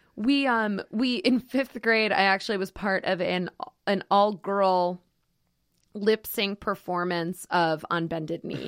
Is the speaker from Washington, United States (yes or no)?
no; Schenectady, New York, United States; moved away; I'm from Schenectady, New York, originally